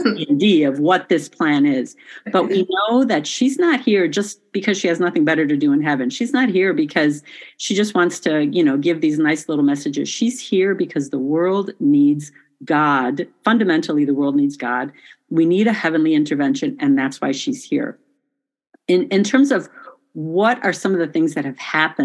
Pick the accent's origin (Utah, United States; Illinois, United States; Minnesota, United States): Illinois, United States; Chicago; also born or lived in village near Medjugorje, Bosnia and Herzegovina; I am Croatian, but my family moved to the United States when I was 2 years old. And so I grew up in the Chicago area